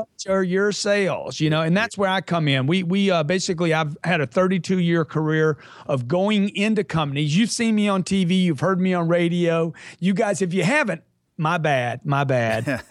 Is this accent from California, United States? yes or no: no; Lake Charles, Louisiana, United States; I grew up in Lake Charles, Louisiana.